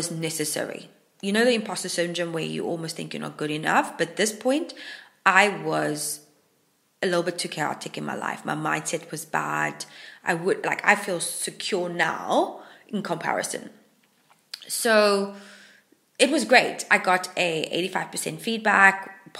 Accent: Hermanus, Western Cape, South Africa; moved away as an adult; now in Wales, United Kingdom; Hermanus is my hometown in South Africa

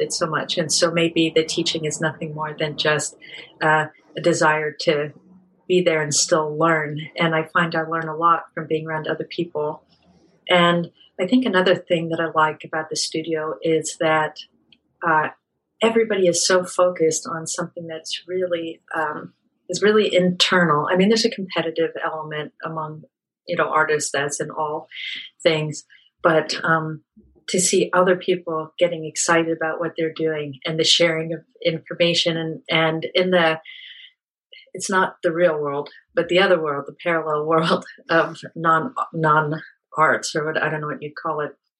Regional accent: Pennsylvania, United States; also born or lived in South Africa; I was born in South Africa and grew up in a small town in Pennsylvania.

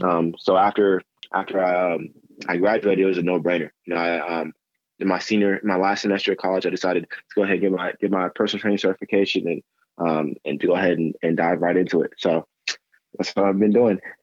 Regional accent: Grand Prairie, Texas, United States; also born or lived in Dallas / Mobile, Alabama; I'm from Grand Prairie, grew up in Grand Prairie

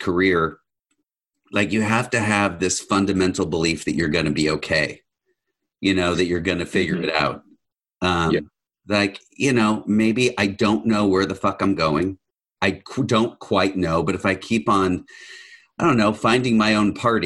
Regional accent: Los Angeles, California, United States; I'm from Los Angeles, where I was surrounded by artistic types

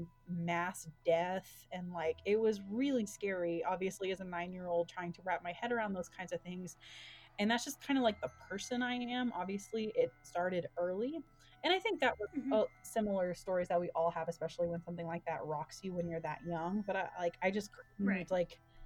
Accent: Dallas, Texas, United States; now in Colorado, United States; I'm from Dallas, but we live in Colorado

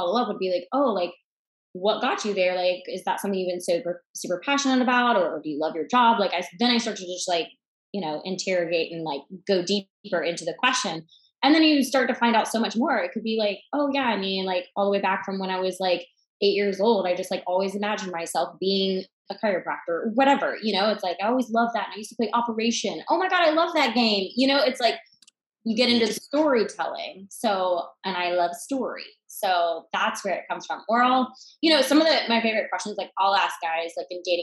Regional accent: about an hour east of Atlanta, Georgia, United States; About an hour east of Atlanta. So I was born and raised in Georgia

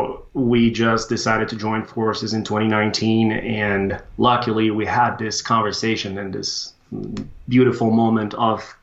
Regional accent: Brazil; moved away as an adult; now in United States; I was born and raised in Brazil, studied civil engineering there

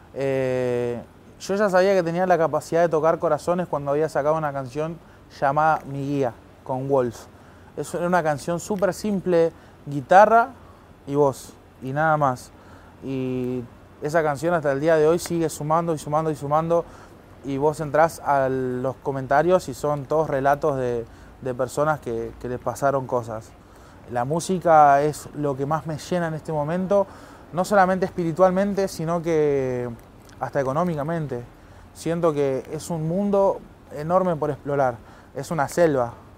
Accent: Merlo, Buenos Aires Province, Argentina; nací en Pontevedra, Merlo, zona oeste de Gran Buenos Aires

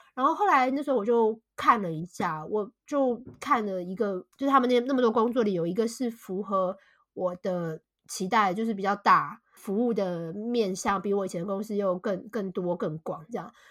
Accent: Taipei, Taiwan; moved away as an adult; also born or lived in Shanghai, China; now in United Kingdom; 我是土生土长的台北人，我从来没有住过台北以外的地方

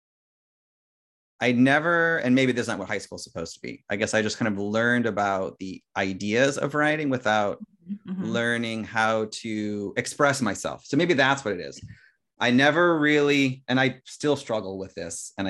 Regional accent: Indiana, United States; moved away as an adult; now in East Coast, United States; I went to a public school in Indiana

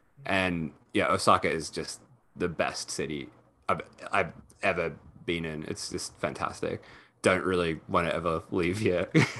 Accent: Australia; also born or lived in Europe; I'm sort of in a weird spot where I actually didn't spend most of my childhood in Australia. So I grew up in Europe.

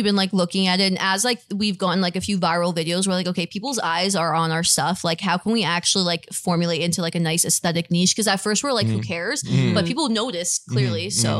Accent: Toronto, Ontario, Canada; also born or lived in Richmond Hill; We're actually from Toronto. And then we moved up to Richmond Hill like when we were a bit older.

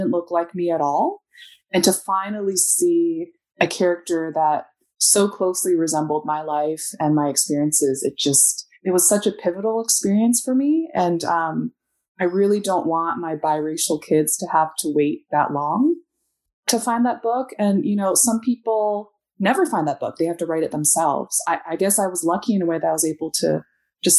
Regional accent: United States; growing up, I'm Chinese American.

